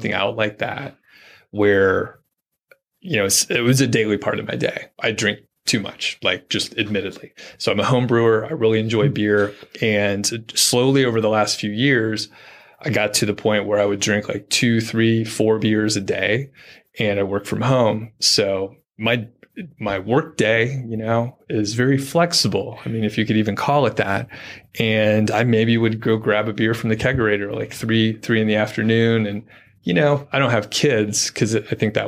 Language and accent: English; Atlanta, Georgia, United States; I'm from Atlanta